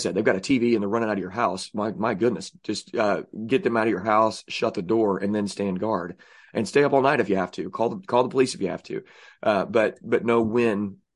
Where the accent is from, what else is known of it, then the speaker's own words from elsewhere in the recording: Southern Illinois, United States; I say I'm from Southern Illinois, by the way. I don't claim Illinois. Southern Illinois is where it's